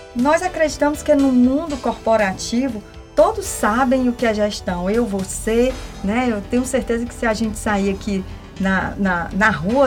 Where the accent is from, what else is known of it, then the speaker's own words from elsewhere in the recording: Northeast Region, Brazil; nós que somos aqui do Nordeste